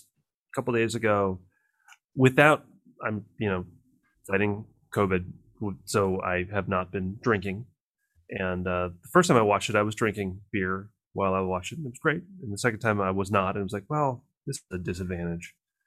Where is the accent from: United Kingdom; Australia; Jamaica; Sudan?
United Kingdom; I'm a British actor.